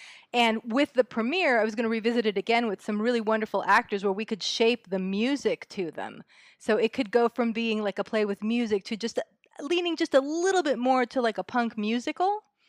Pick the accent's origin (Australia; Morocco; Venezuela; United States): United States; California; Well, because I was brought up in the Bay Area. I was sort of the tail end of the punk rock era, really, so that I was very much in San Francisco at the time